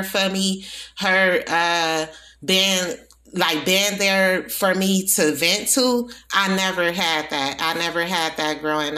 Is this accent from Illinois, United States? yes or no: no; Milwaukee, Wisconsin, United States; also born or lived in New Orleans, Louisiana; I was born in New Orleans. I was raised in Milwaukee, Wisconsin